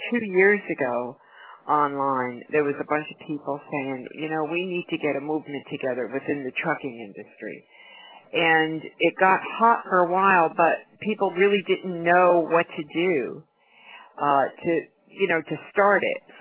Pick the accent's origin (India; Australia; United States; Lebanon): United States; New York; now in Florida, United States; right now we're in Florida. Um, I'm originally from New York